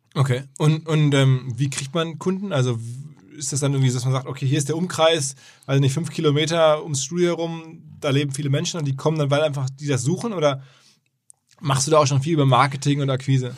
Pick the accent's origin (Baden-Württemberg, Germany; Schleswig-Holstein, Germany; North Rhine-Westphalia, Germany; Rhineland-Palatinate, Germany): North Rhine-Westphalia, Germany; Essen; ich bin ja Essener bekanntlich